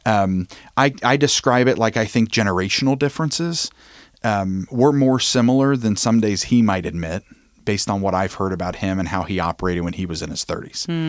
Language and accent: English; Covington, Kentucky, United States; I'm born and raised in Covington, Kentucky.